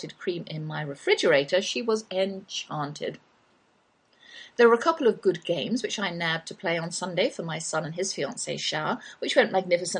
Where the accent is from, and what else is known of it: England, United Kingdom; accent: English; now in Texas, United States